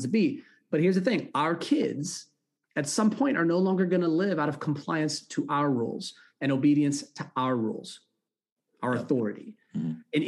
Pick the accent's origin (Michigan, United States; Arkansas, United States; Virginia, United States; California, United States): California, United States; I grew up in California